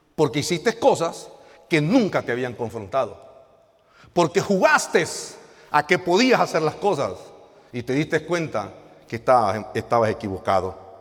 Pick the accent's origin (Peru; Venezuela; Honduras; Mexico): Honduras; El Progreso, Yoro; now in La Lima, Honduras; somos originarios del Progreso Lloro, asignados ministerialmente en la ciudad de La Lima